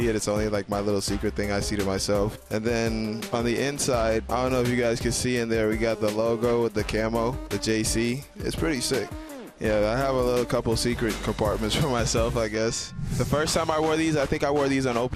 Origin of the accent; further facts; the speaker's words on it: Bahamas; I'm from the Bahamas